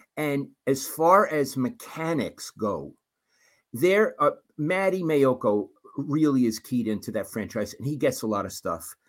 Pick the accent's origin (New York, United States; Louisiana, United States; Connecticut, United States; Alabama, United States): New York, United States; New York City; moved away; growing up in Brooklyn.